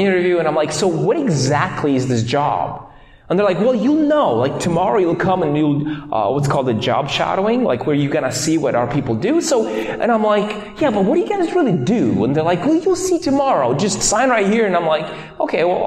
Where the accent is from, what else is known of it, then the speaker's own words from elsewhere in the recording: Moldova; moved away; I am from Moldova